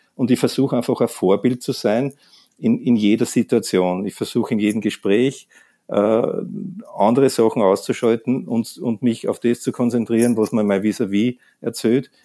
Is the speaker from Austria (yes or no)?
yes; Austria